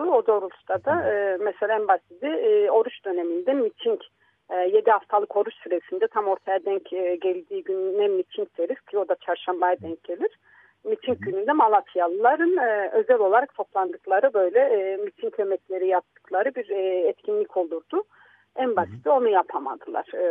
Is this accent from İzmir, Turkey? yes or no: no; Istanbul, Turkey; also born or lived in Samsun; Bizler diyelim ki İstanbul'da büyüdük. Ben Samsun'da doğmuş, 3,5-4 e, yaşındayken İstanbul'da gelmiş bir insan olarak